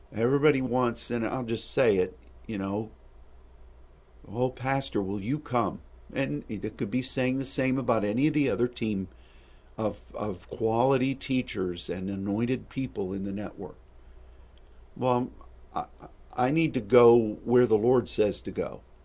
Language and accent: English; United States